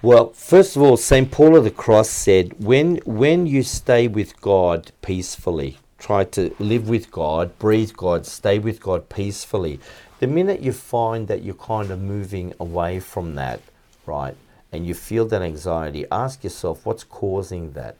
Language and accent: English; Melbourne, Victoria, Australia; I grew up in Flemington, um, it was a very basic suburb